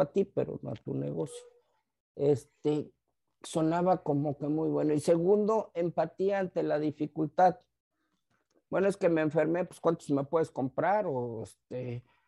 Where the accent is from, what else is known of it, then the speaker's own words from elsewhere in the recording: Tijuana, Baja California, Mexico; yo, soy de acá de Tijuana